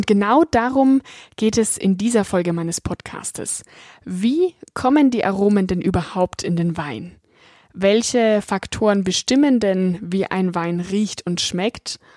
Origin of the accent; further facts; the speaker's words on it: Bavaria, Germany; ich komme aus dem Weinanbaugebiet Franken, war dort sogar Gebietsweinkönigin und auch deutsche Weinprinzessin